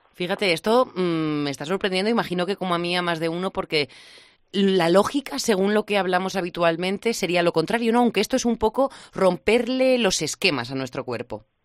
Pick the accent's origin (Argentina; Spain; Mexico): Spain; La Rioja; como buena riojana